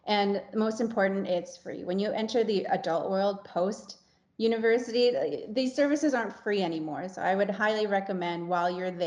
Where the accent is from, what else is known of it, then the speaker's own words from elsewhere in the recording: Stoney Creek, Ontario, Canada; also born or lived in Niagara Region; I grew up in Stony Creek